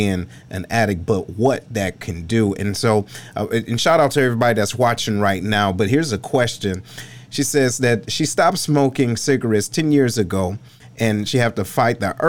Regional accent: Detroit, Michigan, United States; moved away; I'm originally from Detroit

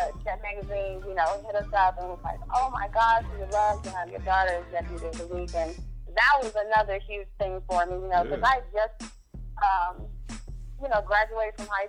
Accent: Nashville, Tennessee, United States; they're from my hometown, Nashville

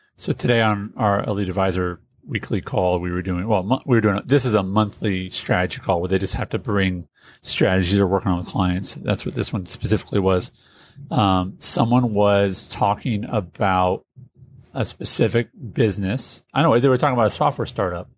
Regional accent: Indianapolis, Indiana, United States; I'm from Indianapolis

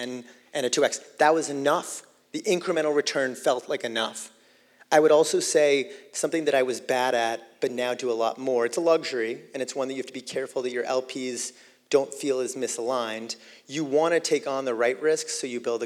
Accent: Boston, Massachusetts, United States; a kid growing up in Boston

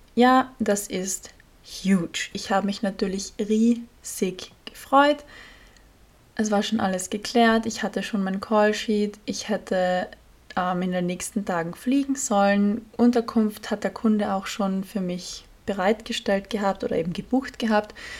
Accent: Austria; als Österreicherin

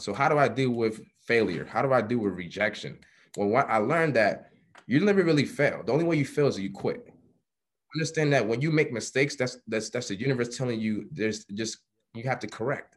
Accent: New York City, New York, United States; born and raised in Harlem, New York

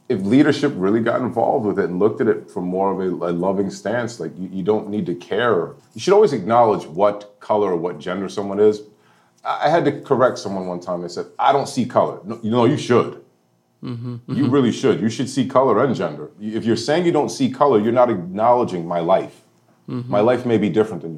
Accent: New York City, New York, United States; moved away as an adult; now in South Carolina, United States; I grew up in New York City

